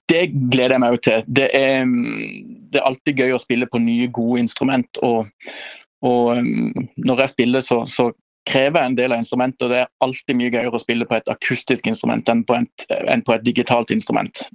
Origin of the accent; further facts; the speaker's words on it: Lyngdal, Agder, Norway; moved away; Jeg er fra Lyngdal